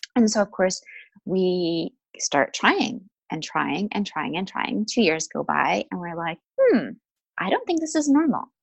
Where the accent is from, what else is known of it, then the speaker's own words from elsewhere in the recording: Vancouver, British Columbia, Canada; moved away as an adult; also born or lived in London, United Kingdom; I'm originally from Vancouver, Canada